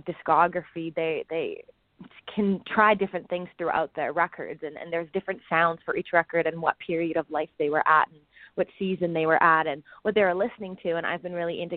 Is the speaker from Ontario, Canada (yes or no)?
no; Vancouver, British Columbia, Canada; I grew up in Vancouver. I grew up on the ocean